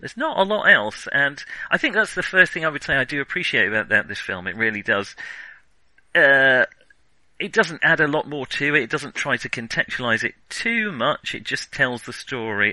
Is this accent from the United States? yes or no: no; United Kingdom; I'm British